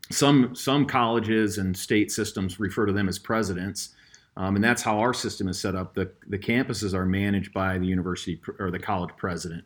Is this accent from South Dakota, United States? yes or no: yes; Fort Pierre, South Dakota, United States; moved away; it's in my hometown of Pier, Fort Pier.